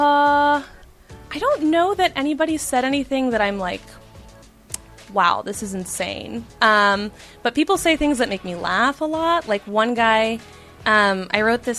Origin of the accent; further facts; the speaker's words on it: Baton Rouge, Louisiana, United States; moved away; my hometown. So my parents live in Baton Rouge